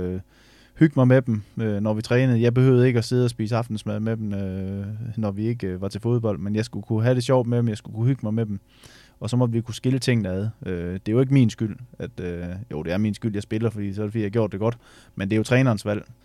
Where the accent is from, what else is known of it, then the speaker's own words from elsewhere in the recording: Ørum Djurs, Central Denmark Region, Denmark; Det her, det hedder Ørum Djurs, det ligger ude på Djursland.